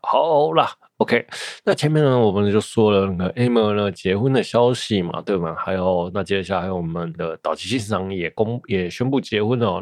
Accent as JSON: {"language": "Chinese", "country": "Taiwan", "said": "身为一个台湾人"}